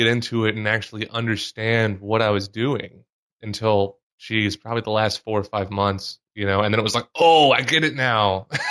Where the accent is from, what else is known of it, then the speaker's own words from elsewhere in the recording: Mississippi, United States; moved away as an adult; growing up in Mississippi